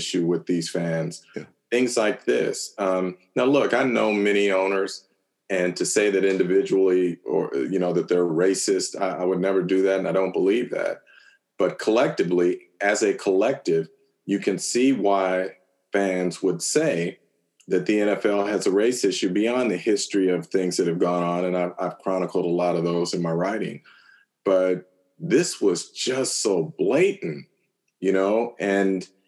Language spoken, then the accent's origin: English; Bay Area, California, United States; growing up in the Bay Area